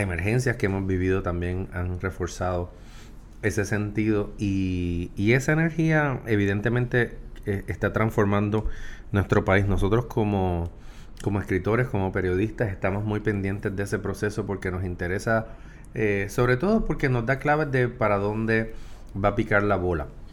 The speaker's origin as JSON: {"language": "Spanish", "country": "Puerto Rico"}